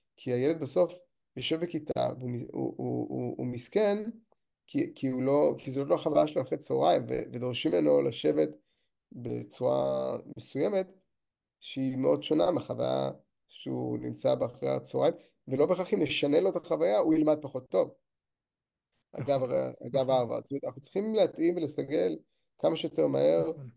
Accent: Kiryat Ata, Haifa District, Israel; נולדתי בקריות, בקריית אתא, ובתיכון הייתי בקריית ביאליק

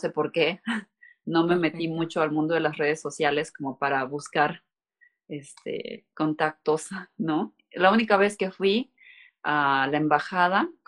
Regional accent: Veracruz, Mexico; creo jarocha porque ahí estudié la mayor parte del bachillerato y de la universidad. Entonces, mm, soy, es de Veracruz.

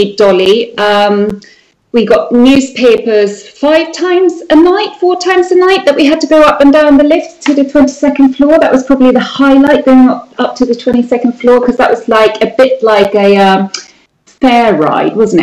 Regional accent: Sweden; moved away as an adult; now in United Kingdom; The place where I was born in Sweden is a very, very entrepreneurial place

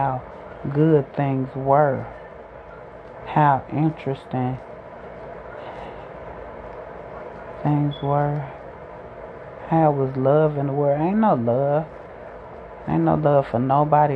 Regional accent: Chicago, Illinois, United States; I grew up in Chicago, the South Side

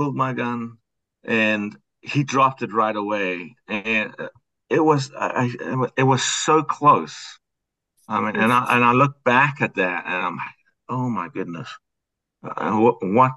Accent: South Africa; moved away as an adult; also born or lived in New Mexico; now in United States; I'm from South Africa.

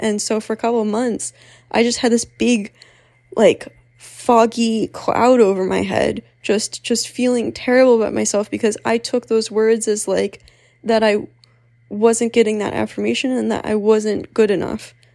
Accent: Pennsylvania, United States; moved away as an adult; also born or lived in Philadelphia; I am from Pennsylvania

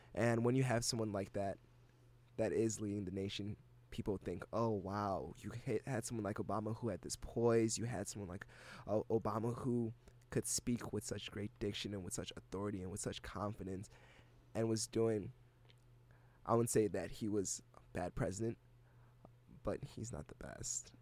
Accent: Ghana; first language English; now in United States; I'm from Ghana

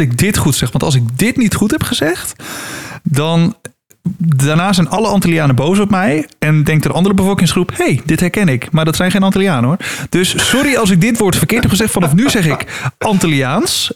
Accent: Netherlands; als Nederlanders

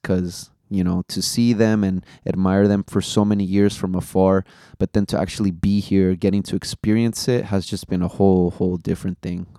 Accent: the Bay Area, California, United States; Even though we're from the Bay, shout out the Warriors. We're Golden State Warriors fans out here.

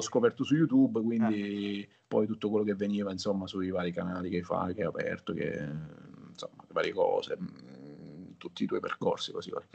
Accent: Palermo, Sicily, Italy; Io sono nato a Palermo, mm-hmm. eh, in Sicilia.

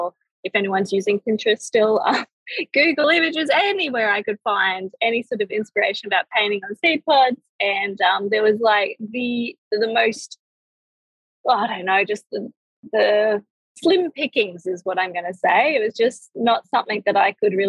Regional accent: Australia; I'm from Australia

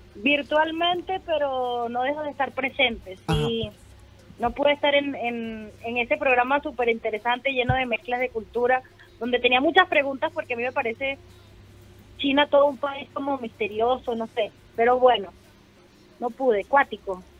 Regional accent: Venezuela; now in Chile; mis mismos paisanos venezolanos

